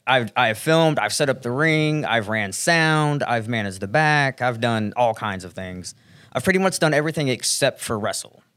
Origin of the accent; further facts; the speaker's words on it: Fayetteville, Arkansas, United States; moved away as an adult; now in Charlotte, United States; grew up right in the Ozarks